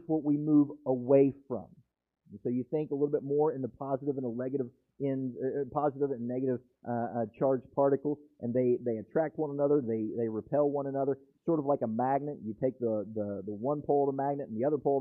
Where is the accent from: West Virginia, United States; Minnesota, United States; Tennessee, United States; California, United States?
West Virginia, United States; now in Florida, United States; I'm from West Virginia